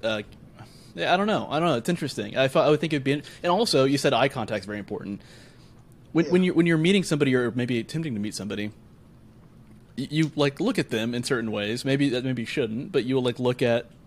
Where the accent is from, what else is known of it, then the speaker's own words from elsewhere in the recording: United States; we're all American here